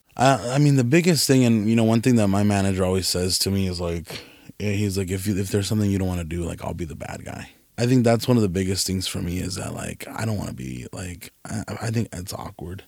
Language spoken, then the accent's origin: English; California, United States; moved away; also born or lived in Nevada; I'm from California.